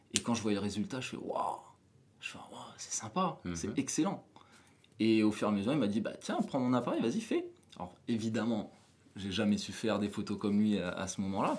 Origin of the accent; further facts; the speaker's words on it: New Caledonia; moved away as an adult; Donc je suis né en Nouvelle-Calédonie, j'ai grandi en Nouvelle-Calédonie